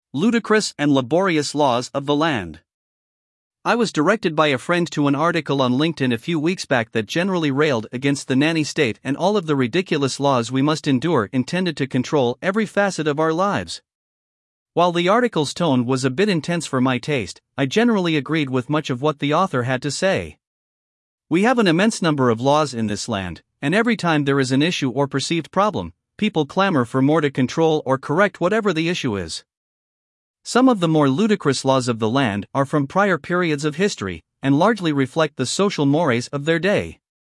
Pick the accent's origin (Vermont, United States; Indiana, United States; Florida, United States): Florida, United States; my home state, Florida